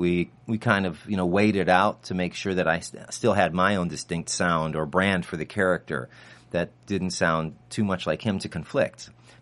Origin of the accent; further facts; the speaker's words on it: Ireland; Right, I'm from Ireland.